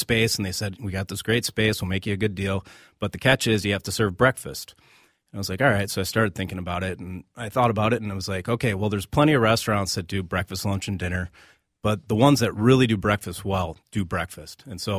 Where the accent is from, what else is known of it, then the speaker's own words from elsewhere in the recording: Naperville, Illinois, United States; moved away; I grew up outside of Chicago in Naperville, Illinois.